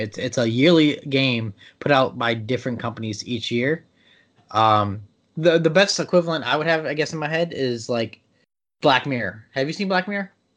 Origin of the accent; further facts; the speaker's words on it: Maryland, United States; I'm from Maryland